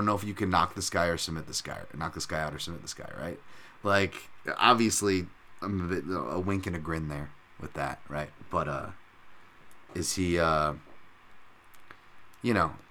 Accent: United States; we're American and we live here and have family who sacrificed for this country

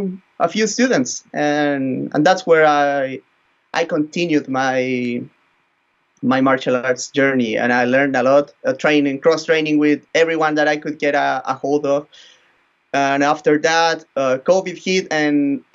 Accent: northern Chile, Chile; Then I went back to my hometown. I live in a very small town here in the north of Chile

